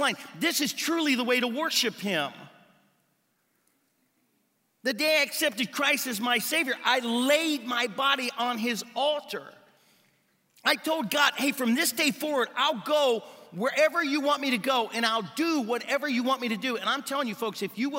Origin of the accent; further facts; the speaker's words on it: United States; moved away; I grew up swimming in the Ohio River